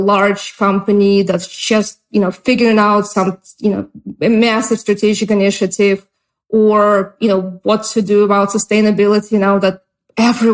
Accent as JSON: {"language": "English", "country": "Russia", "also_born_or_lived": "Oregon, United States", "second_language": "English", "moved": "as an adult", "lives_now": "United States", "said": "I immigrated from Russia"}